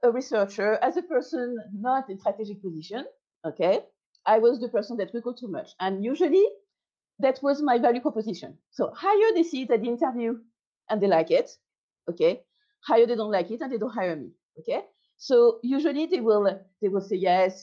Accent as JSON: {"language": "English", "country": "France", "said": "I'm French"}